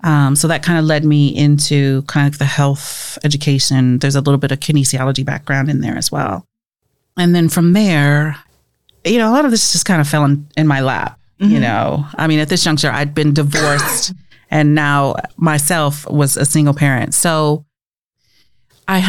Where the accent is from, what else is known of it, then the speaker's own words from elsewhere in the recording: Omaha, Nebraska, United States; moved away as an adult; also born or lived in Houston, Texas / Birmingham, Alabama; I'm from Omaha, Nebraska, North Omaha